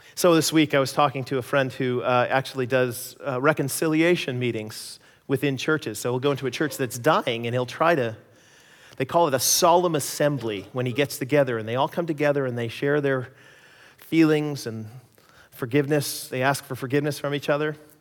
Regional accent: United States; moved away as an adult; also born or lived in Canada; now in British Columbia, Canada; my experiences as being an American in Canada.

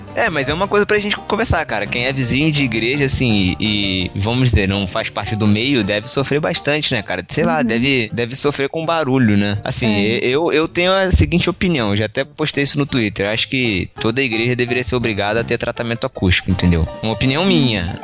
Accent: Rio de Janeiro, Brazil; eu sou carioca

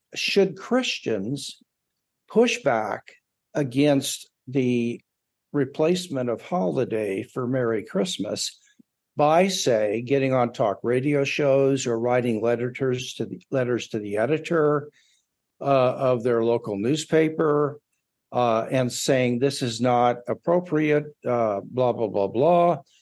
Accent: United States; as an American

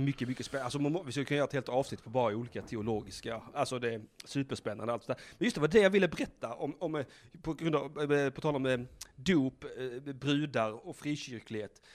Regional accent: Blekinge, Sweden; moved away; Vi, vi är ju ursprungligen från Blekinge

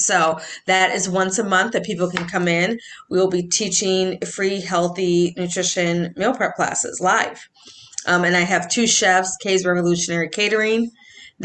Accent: Edina, Minnesota, United States; now in Golden Valley, United States; I'm from Edina, born and raised

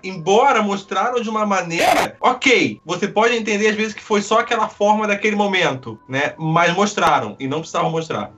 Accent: Rio de Janeiro, Brazil; eu sou do Rio

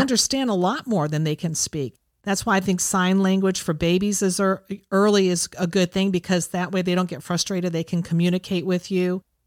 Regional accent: Ohio, United States; growing up in Ohio, I had the seasons

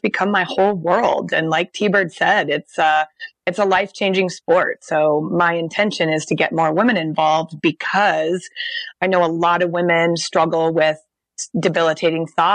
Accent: Portland, Oregon, United States; now in Bend, United States; I grew up in Portland, mm-hmm. But I now live in Bend, which is more of a mountain town

